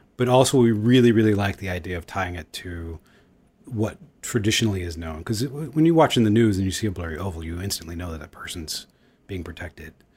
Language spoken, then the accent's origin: English; Houston, Texas, United States; moved away; also born or lived in Los Angeles / New York; I grew up in Houston and I've lived in Los Angeles